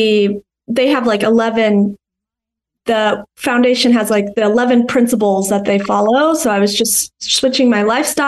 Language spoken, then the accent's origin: English; Colorado, United States; I grew up in Colorado